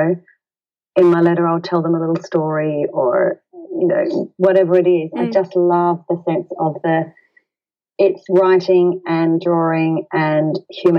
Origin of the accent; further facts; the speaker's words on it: Australia; We're Australian